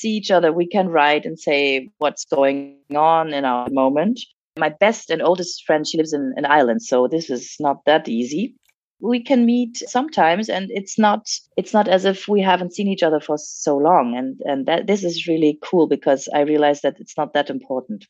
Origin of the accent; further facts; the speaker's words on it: France; moved away; I speak French fluently and I was raised in France